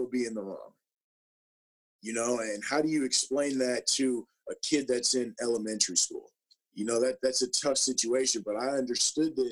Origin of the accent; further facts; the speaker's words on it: Minnesota, United States; I grew up in Minnesota, and I went to Mounds View High School, a public school that is north of the Twin Cities